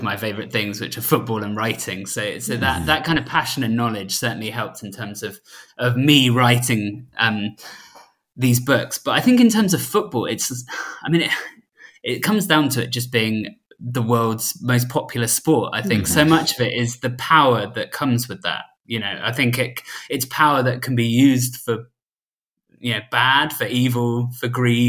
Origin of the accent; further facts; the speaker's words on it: Southampton, South East England, United Kingdom; we're from Southampton, Tom